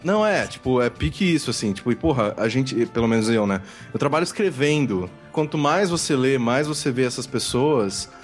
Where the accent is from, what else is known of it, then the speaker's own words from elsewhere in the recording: Brazil; eu sou do Brasil